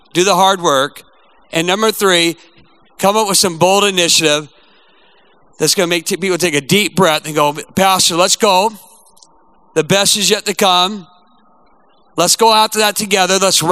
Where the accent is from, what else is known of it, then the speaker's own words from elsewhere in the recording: United States; I'm a proud American